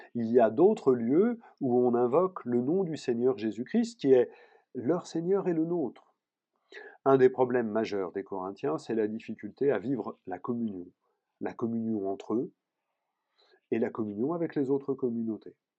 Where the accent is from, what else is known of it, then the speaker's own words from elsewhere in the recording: Paris, Île-de-France, France; je suis parisien